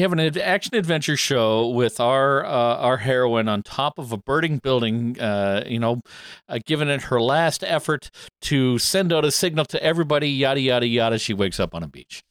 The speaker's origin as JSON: {"language": "English", "country": "Canada", "said": "Canadian Thanksgiving"}